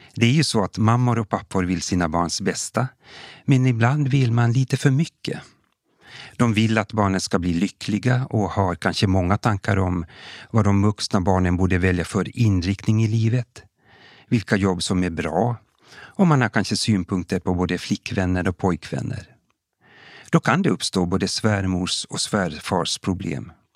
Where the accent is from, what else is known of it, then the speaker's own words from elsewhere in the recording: Kokkola, Central Ostrobothnia, Finland; now in Sweden; Jag är född och uppvuxen i Gamla Karleby, men bosatt i Sverige sedan många år tillbaka